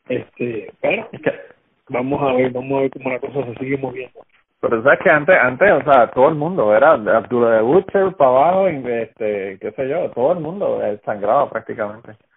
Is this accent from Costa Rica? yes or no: no; Utuado, Puerto Rico; … y yo somos de Utuado